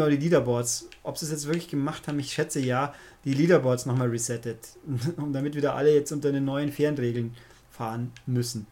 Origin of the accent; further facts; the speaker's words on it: Germany; bei uns in Deutschland